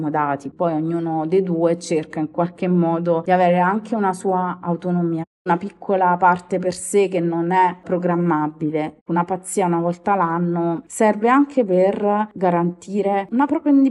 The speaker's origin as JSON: {"language": "Italian", "town": "Naples", "region": "Campania", "country": "Italy", "moved": "as an adult", "lives_now": "Rome, Italy", "said": "ho 43 anni, sono di Napoli, ma vivo ormai a Roma da 20 anni."}